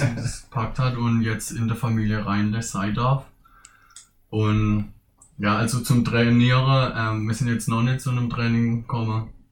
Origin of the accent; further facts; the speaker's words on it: Königsbach, Baden-Württemberg, Germany; also born or lived in Ersingen; klar bin ich aus Königsbach, aber inzwischen bin ich auch Ersinger